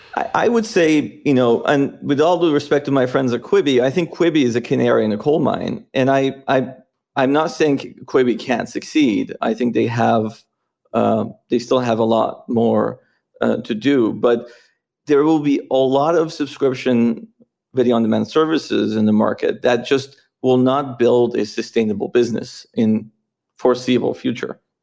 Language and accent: English; Iran; moved away as an adult; also born or lived in Philadelphia, United States; now in United States; I was born in the United States, uh, but I, I grew up in Iran